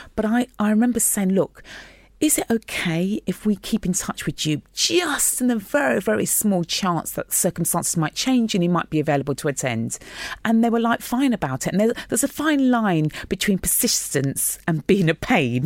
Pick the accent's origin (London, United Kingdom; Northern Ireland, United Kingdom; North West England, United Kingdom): London, United Kingdom; I grew up in North West London in Queen's Park